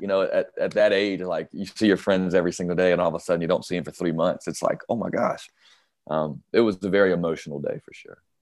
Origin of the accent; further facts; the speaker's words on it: North Carolina, United States; I love my home state